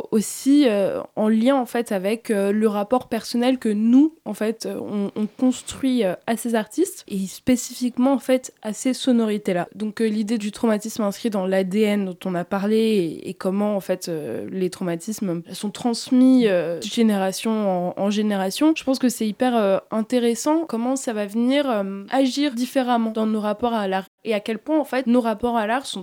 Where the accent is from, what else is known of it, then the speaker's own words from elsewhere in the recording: Paris, Île-de-France, France; toute ma vie à Paris, j'ai grandi à Paris